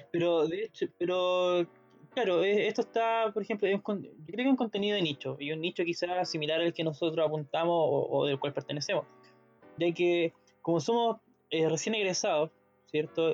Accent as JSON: {"language": "Spanish", "town": "Molina", "region": "Maule", "country": "Chile", "said": "yo soy de Molina"}